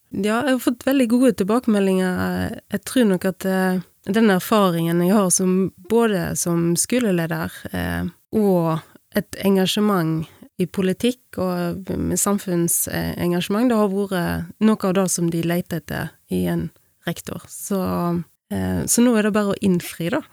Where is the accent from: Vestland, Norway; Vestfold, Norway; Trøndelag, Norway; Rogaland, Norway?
Vestland, Norway; Bømlo; moved away as an adult; also born or lived in Bergen; jeg kommer fra Bømlo. Vokste opp på en liten gard på Laurhamar